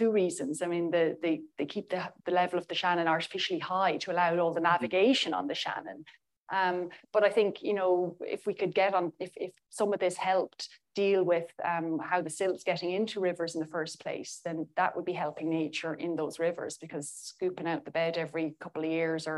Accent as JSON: {"language": "English", "country": "Ireland"}